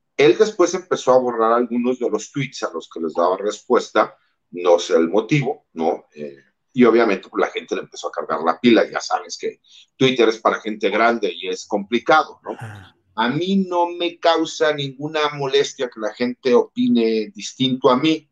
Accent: Mexico; como mexicanos, más del ambiente en donde yo vengo

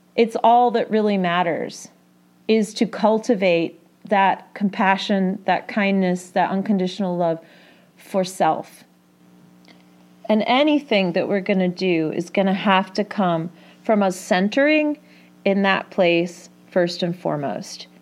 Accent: England, United Kingdom; I grew up in England

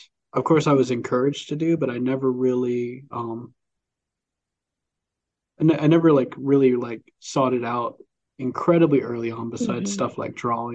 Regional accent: Columbus, Mississippi, United States; also born or lived in Cleveland, Mississippi; born and raised on the eastern side of the state. So Lowndes County, I grew up just outside of Columbus, Mississippi.

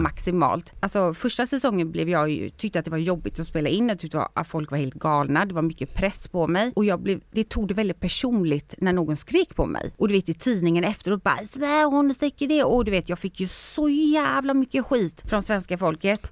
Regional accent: Sweden; moved away as an adult; also born or lived in Spain; jag har vuxit upp i Sverige

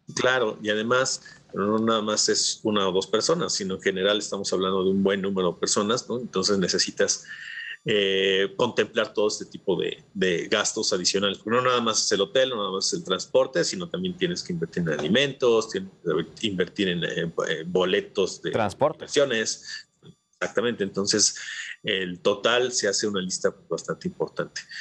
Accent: Mexico

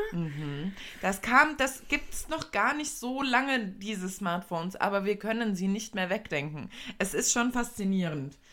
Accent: Germany; wir sind ja in Deutschland, wir sind Deutsche

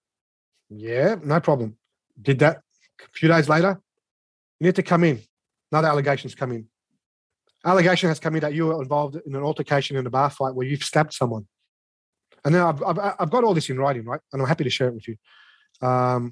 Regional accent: Sydney, New South Wales, Australia; I grew up in Redfern, the eldest of eight children

